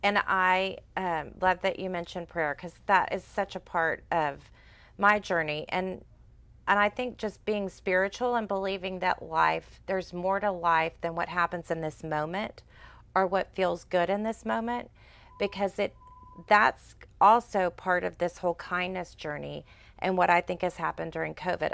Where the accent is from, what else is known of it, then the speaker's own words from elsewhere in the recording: Sugar Land, Texas, United States; I'm a Houston girl, but I grew up in Fort Bend County